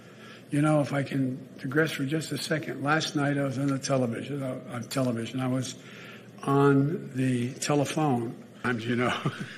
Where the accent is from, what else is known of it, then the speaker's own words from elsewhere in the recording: Pennsylvania, United States; I'm from Pennsylvania.